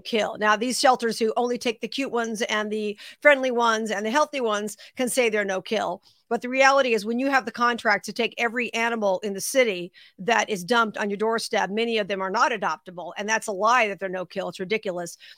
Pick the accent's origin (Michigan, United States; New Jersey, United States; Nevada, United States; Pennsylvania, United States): Nevada, United States; Las Vegas; Now, I am based in Las Vegas. That's my hometown.